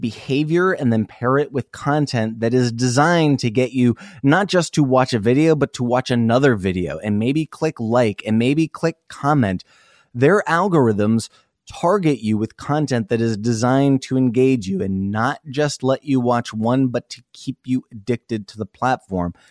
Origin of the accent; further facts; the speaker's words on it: Iowa, United States; moved away; also born or lived in South Dakota; I grew up in Iowa